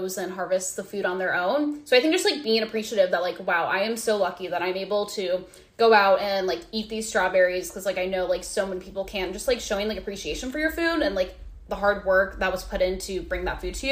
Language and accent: English; Nebraska, United States; growing up in Nebraska, that's, like, wherever you're driving, it's typically always, yeah, like, just, like, corn